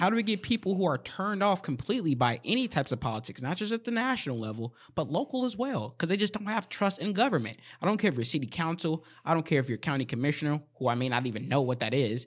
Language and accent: English; Saint Paul, Minnesota, United States; I'm from Saint Paul, but I do work in Minneapolis and in Saint Paul